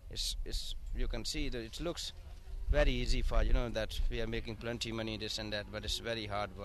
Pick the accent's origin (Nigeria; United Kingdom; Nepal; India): India; now in Drogheda, Ireland; I come from Drogheda, sir. I live in Drogheda, and my nationality is Indian, you know. My brother is here from long time, you know, and he called me over here.